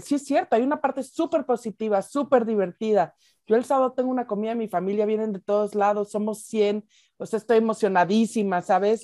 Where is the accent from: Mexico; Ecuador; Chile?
Mexico; also born or lived in United States; Yo que he vivido mucho tiempo en Estados Unidos, digo muchísimo más en México y soy mexicana